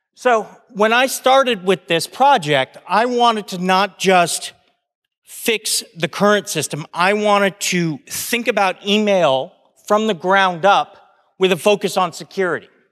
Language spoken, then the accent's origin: English; United States; I'm an American